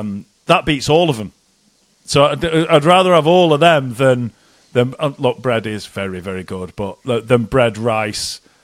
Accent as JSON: {"language": "English", "country": "Malaysia", "said": "I'm Malaysian, I love rice and I love soy sauce"}